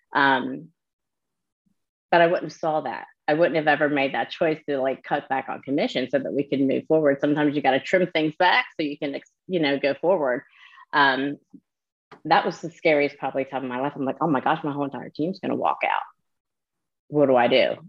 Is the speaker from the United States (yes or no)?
yes; New Jersey, United States; now in Myrtle Beach, United States; So I'm from New Jersey originally. I live down near Myrtle Beach, South Carolina